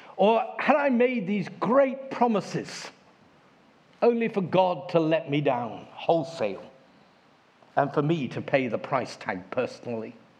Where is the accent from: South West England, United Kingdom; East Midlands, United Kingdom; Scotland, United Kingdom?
South West England, United Kingdom; Devon; I come from Devon